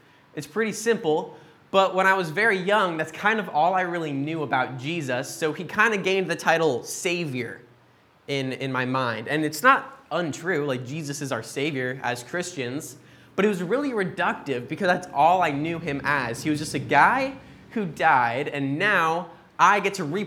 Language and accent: English; Boise, Idaho, United States; moved away; We're originally from Boise, Idaho in the States